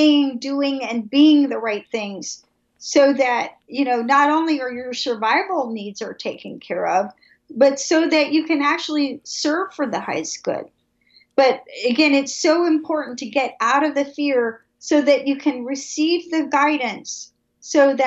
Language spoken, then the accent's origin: English; Atlanta, Georgia, United States; I am from Atlanta, I'm from the South